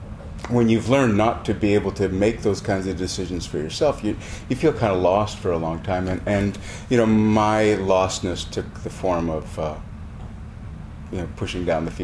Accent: Montana, United States; I am from Montana.

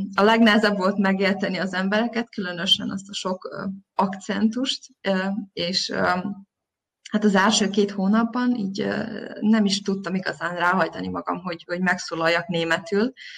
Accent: Zrenjanin, Vojvodina, Serbia; moved away as an adult; also born or lived in Novi Sad, Serbia; now in Berlin, Germany; Én Nagybecskereken születtem, és ott végeztem az általános iskolát, majd a gimnáziumot

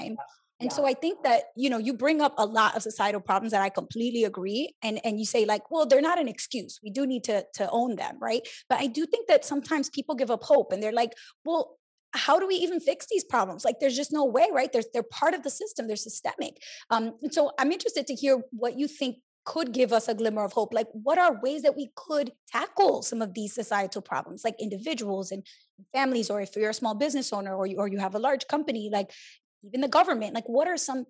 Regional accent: New York City, New York, United States; I grew up in New York City

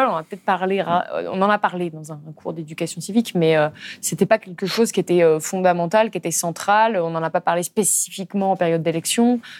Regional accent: Lyon, Auvergne-Rhône-Alpes, France; On est de Lyon, on est

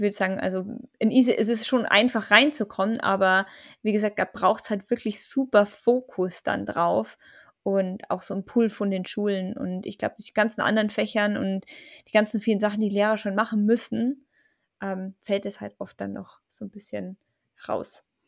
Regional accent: Germany; bei uns in Deutschland

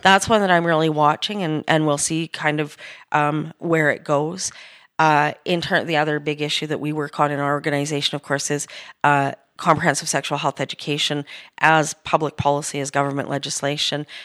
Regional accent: Edmonton, Alberta, Canada; I was born in Edmonton, and, uh, I grew up in the late sixties and seventies into my youth.

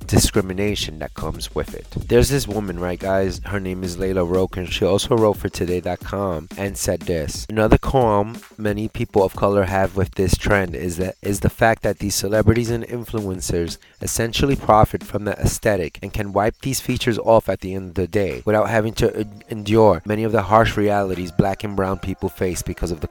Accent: New York, United States; I am a New Yorker, I love my state, I love my hometown

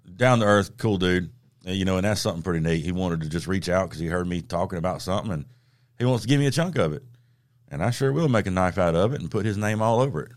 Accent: the South, United States; growing up in the South

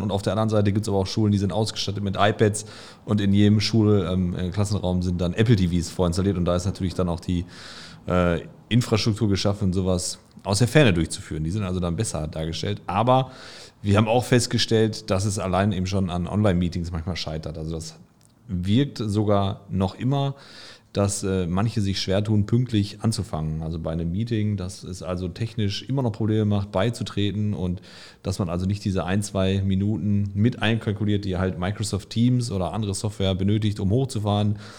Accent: Gelsenkirchen, North Rhine-Westphalia, Germany; ich komme aus Gelsenkirchen, das hört man auch zwischendurch.

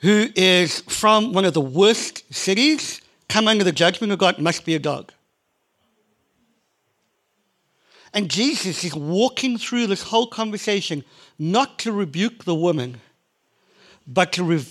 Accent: South Africa; I'm from South Africa

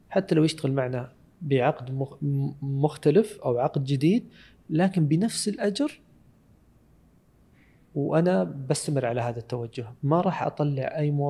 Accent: Saudi Arabia

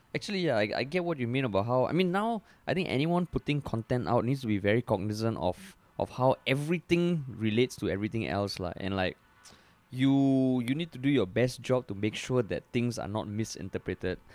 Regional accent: Singapore; we're Singaporean, you're Singaporean

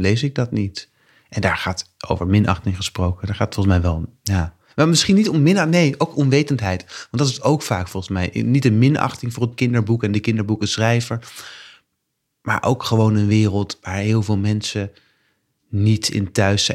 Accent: The Hague, South Holland, Netherlands; moved away; Ik ben net terug verhuisd naar, naar Den Haag, waar ik ben opgegroeid als kind.

